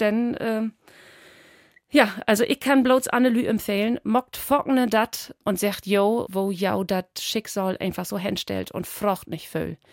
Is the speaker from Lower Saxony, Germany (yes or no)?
yes; Spetzerfehn, Lower Saxony, Germany; accent: Low German (East Frisian Platt); now in Berlin, Germany; ich komme ut aus Friesland, Helgenau ut Spetzerfein, das ist Dorby Wiesmoor